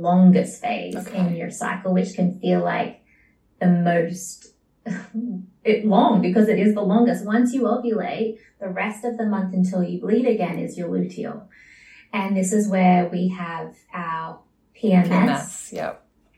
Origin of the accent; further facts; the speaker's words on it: Sydney, New South Wales, Australia; moved away as an adult; now in Bali, Indonesia; I was born in Sydney, Australia